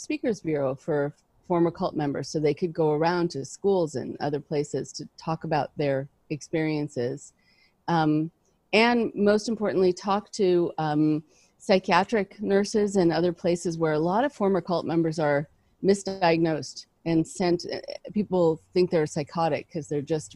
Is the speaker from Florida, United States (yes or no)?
no; Los Angeles, California, United States; also born or lived in Boston / New York; I grew up in Los Angeles.